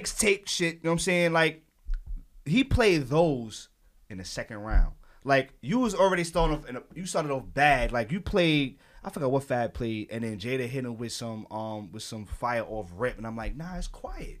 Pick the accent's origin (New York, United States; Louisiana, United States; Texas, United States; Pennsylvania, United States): New York, United States; I'm from Harlem